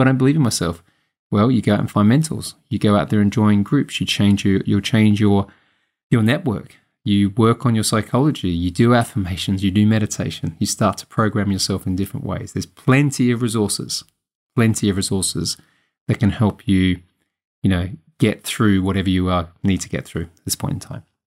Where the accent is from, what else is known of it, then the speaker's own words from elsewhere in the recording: Adelaide, South Australia, Australia; moved away as an adult; also born or lived in Sydney; Adelaide, my hometown